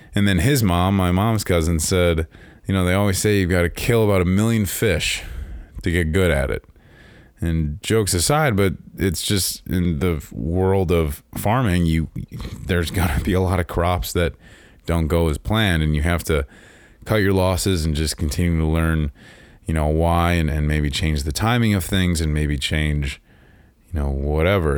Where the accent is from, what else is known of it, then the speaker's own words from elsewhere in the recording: Chicagoland area, Illinois, United States; I grew up in Chicago, land area